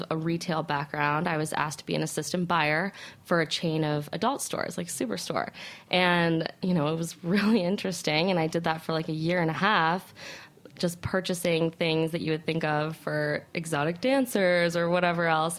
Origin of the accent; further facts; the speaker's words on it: Aspen, Colorado, United States; moved away; also born or lived in Arizona; So I'm originally from Aspen, Colorado. Small town.